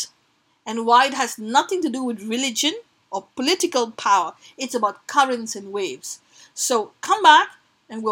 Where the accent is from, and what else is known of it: India